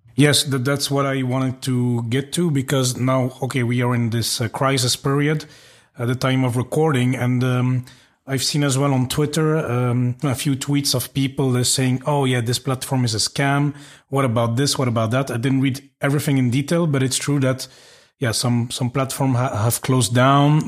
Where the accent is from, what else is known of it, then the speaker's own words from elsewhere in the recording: Belgium; moved away; I'm from Belgium. I've lived a bit around